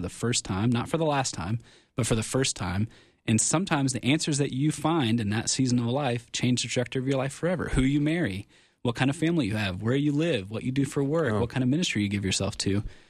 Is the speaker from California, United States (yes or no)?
no; Cincinnati, Ohio, United States; I'm from Cincinnati, Ohio